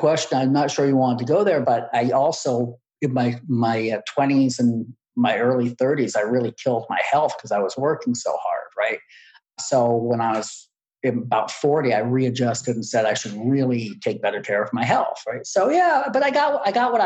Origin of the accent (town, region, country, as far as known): United States